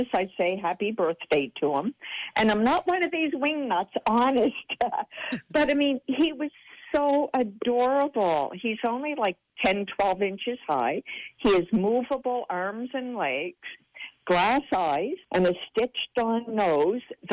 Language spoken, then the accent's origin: English; Herring Cove, Nova Scotia, Canada; I'm from Herring Cove